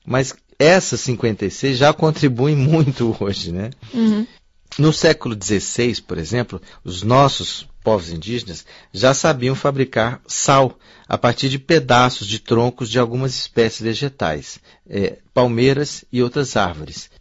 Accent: Brasília, Federal District, Brazil; moved away as an adult; now in China; Eu venho da capital do Brasil, sou formado em letras pela Universidade de Brasília

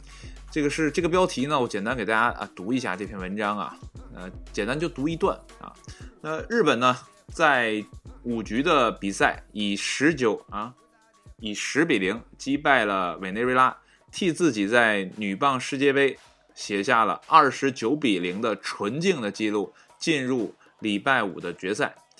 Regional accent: China; 我们中国人的身影

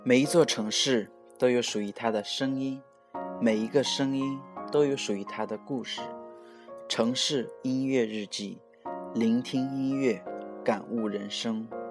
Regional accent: Hebei, China; moved away as an adult; now in Suzhou, China; 我老家河北

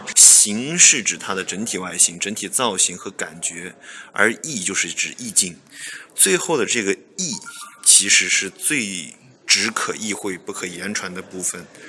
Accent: Yunnan, China; also born or lived in Thailand; 像我是云南人哈，云南就有很多这个泰国餐馆，泰国的餐厅

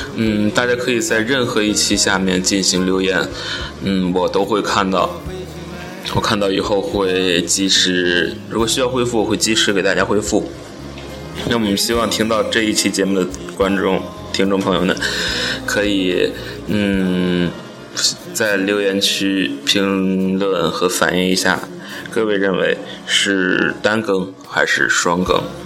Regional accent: Baoding, Hebei, China; 我们保定的地方电台，来打造我们保定人保定话

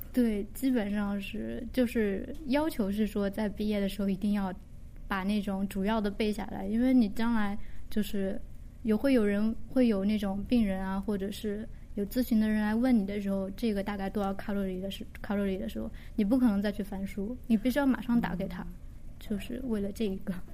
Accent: Jiangxi, China; now in Japan; 我是江西人，然后我是一，二零一零年来的日本，今年是第六年，然后前一年多是在语言学校，然后准备了一年的考试，上的现在的学校，今年是大四

